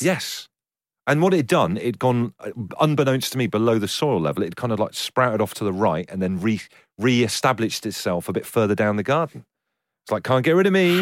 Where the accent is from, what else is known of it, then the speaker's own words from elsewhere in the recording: Trowbridge, South West England, United Kingdom; I grew up in Trowbridge